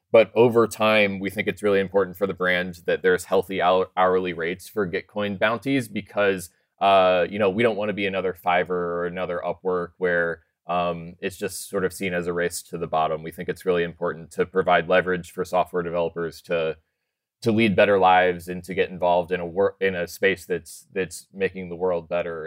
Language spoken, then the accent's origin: English; Colorado, United States; I'm actually from Colorado, but I'm out in San Francisco 'cause we're sponsoring GitHub Universe right now